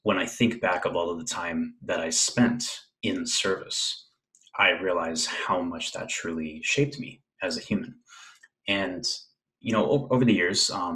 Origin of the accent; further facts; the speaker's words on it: West Covina, California, United States; moved away as an adult; now in Bay Area, United States; I was born in West Covina, California. So Southern California, kind of outside of Los Angeles area. Lived there for quite a bit of my life